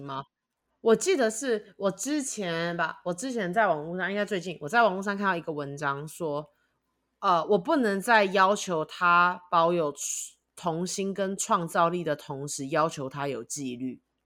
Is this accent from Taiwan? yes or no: yes; Taiwan; now in United States; 我就是一个台湾人，我，我有属于我的地方。我觉得美国有可能未来会是我，就是最长久居住的生活主场景，但我觉得我的家永远在台湾